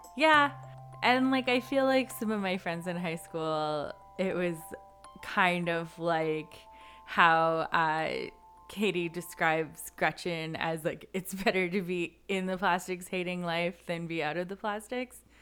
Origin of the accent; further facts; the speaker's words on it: Canada; not how we dressed as a Canadian high schooler